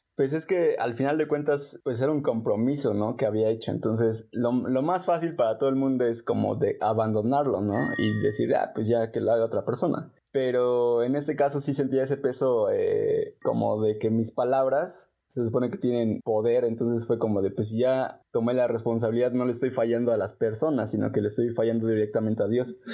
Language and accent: Spanish; Mexico; así somos los mexicanos